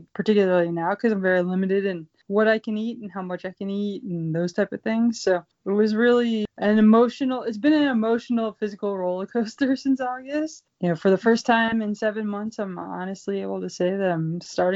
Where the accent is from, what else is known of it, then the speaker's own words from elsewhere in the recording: Pittsburgh, Pennsylvania, United States; I grew up in Pittsburgh, Pennsylvania.